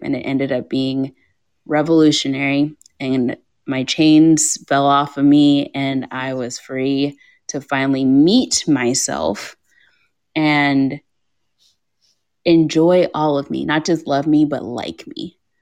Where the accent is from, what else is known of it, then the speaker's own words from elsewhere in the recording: Kentucky, United States; Growing up in ah. Kentucky, I lived in white suburbia in an all black family with two immigrant parents.